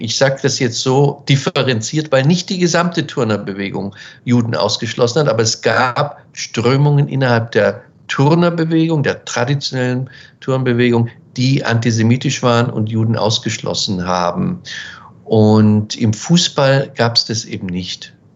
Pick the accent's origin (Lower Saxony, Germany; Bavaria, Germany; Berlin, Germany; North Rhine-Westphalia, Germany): Bavaria, Germany; Weiden; also born or lived in Munich / Washington; ich spreche jetzt von den 70er Jahren, wo ich aufgewachsen bin in Weiden